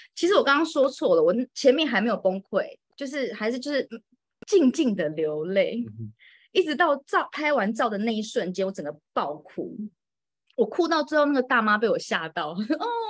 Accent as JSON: {"language": "Chinese", "country": "Taiwan", "tie": "born or raised there", "also_born_or_lived": "Moscow, Russia", "moved": "as an adult", "lives_now": "Reyhanlı, Turkey", "said": "我嗯。就从小到大都是在台湾长大的"}